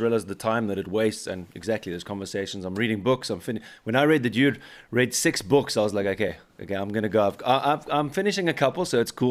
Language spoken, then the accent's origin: English; South Africa; now in Bavaria, Germany; I'm from South Africa, where it's quite similar to American culture